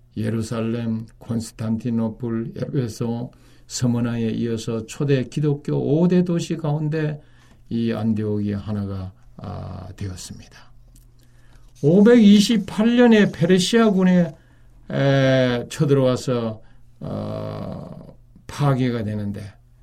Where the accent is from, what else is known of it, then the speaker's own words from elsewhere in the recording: South Korea; moved away; 저는 이제 외국에 그 오래 사는 동안에 여러 외국인 사람들이 우리 한국인들에게 이 접근해 왔습니다